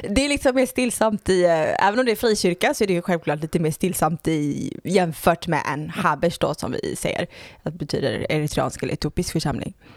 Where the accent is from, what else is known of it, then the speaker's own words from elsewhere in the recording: Gothenburg, Västra Götaland, Sweden; jag föddes i Göteborg